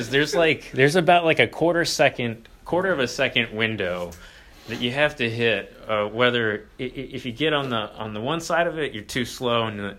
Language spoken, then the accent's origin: English; Cincinnati, Ohio, United States; I'm from Cincinnati. So ah. I was